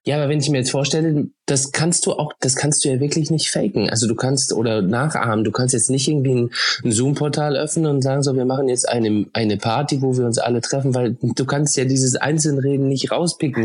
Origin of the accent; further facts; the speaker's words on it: Oldenburg, Lower Saxony, Germany; Ich komme ja aus dem Norden, Oldenburg, an der ah. holländischen Grenze